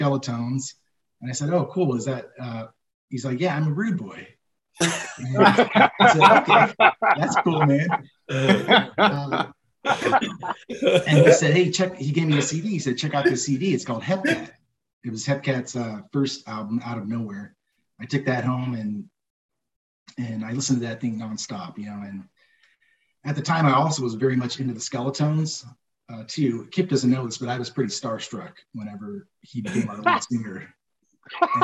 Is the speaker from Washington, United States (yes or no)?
no; Riverside, California, United States; Born and raised in Riverside